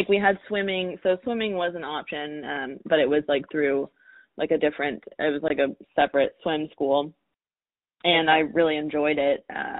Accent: Oklahoma, United States; And I was English and I rode hunter jumpers, which was not very common in Oklahoma.

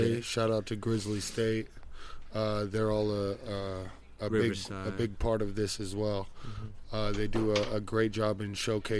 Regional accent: Riverside, California, United States

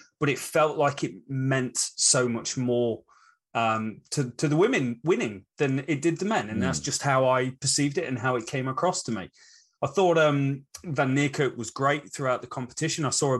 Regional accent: England, United Kingdom; now in New Zealand; As an English cricket fan that lives down in New Zealand, I really loved this competition

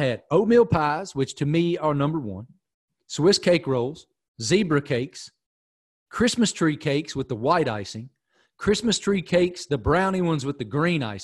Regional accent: Pearisburg, Virginia, United States; moved away; I'm from middle of nowhere, Appalachia.

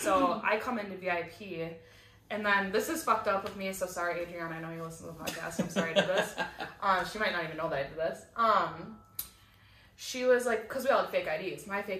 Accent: New York, United States; I said, I'm a stripper from New York, I've never I have never met this girl in my life.

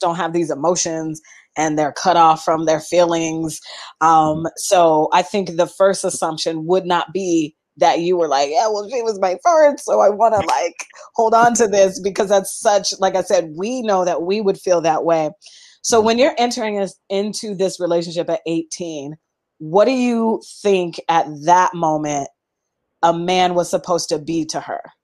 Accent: Seattle, Washington, United States; moved away as an adult; I'm from Seattle

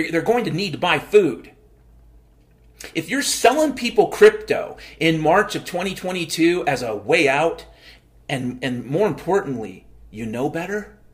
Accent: Mount Vernon, Washington, United States; I grew up in Mount Vernon, Washington, and we were at least 10 or 20 years behind the times.

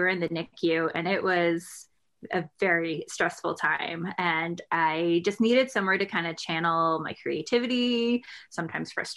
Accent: Florida, United States; I grew up in Florida

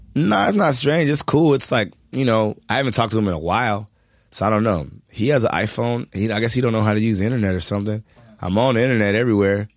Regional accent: Culver City, California, United States; also born or lived in Hollywood, California; I'm from Culver City, California

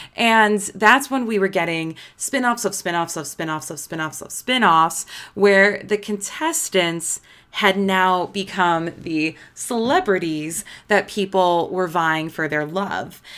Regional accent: Midwest, United States; I'm just from the Midwest

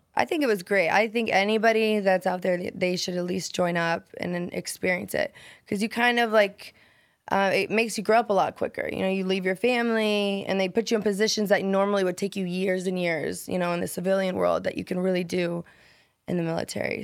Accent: Nebraska, United States; moved away as an adult; Nebraska, a tiny little town

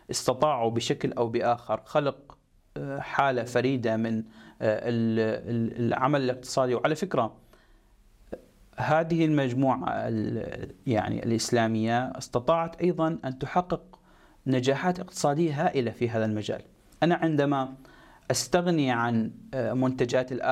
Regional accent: Egypt; اليوم انا كمصري لدي عماله ولدي قدره على آه، على تطوير

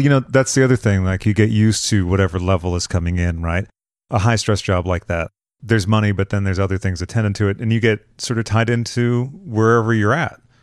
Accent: Boston, Massachusetts, United States; I'm originally from the Boston area

